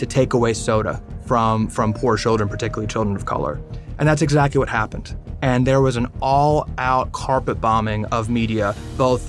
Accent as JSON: {"language": "English", "town": "Washington", "region": "District of Columbia", "country": "United States", "tie": "born or raised there", "said": "I was born and raised right in Washington, D.C. I grew up down the street from the White House"}